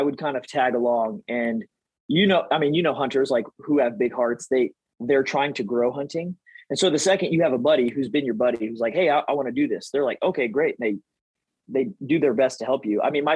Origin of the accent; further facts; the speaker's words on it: Texas, United States; growing up in Texas